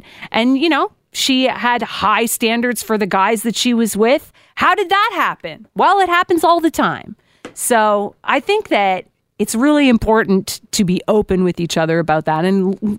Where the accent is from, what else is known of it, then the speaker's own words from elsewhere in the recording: Guelph, Ontario, Canada; moved away; I come from Guelph.